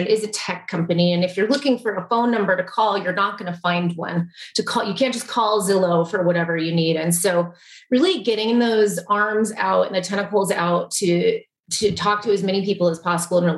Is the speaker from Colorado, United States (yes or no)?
yes; Colorado, United States; I would say my home state is Colorado, and I took that one as a youngster